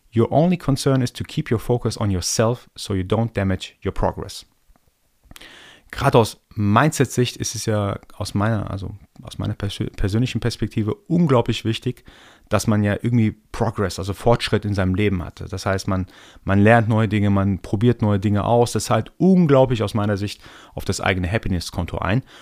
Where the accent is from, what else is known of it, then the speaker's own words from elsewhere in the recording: Iran; now in Germany; Ich bin ja gebürtiger Iraner, komme also aus dem Orient sozusagen